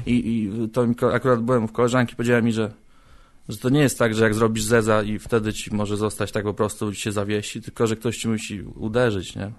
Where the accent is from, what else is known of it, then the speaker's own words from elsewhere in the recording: Koszalin, West Pomeranian Voivodeship, Poland; moved away as an adult; also born or lived in Warsaw / Gdańsk; now in Poznań, Poland; Ja pochodzę z Koszalina, tam się urodziłem. Aha. I tam żyłem do 20 roku swojego życia